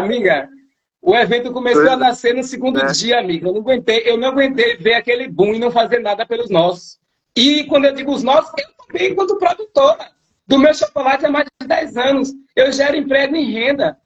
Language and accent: Portuguese; Bahia, Brazil; a gente é baiana e a Bahia é nossa